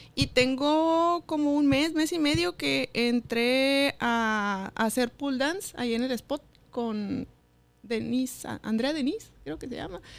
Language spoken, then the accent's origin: Spanish; Mexicali, Baja California, Mexico; Soy de Mexicali y del Valle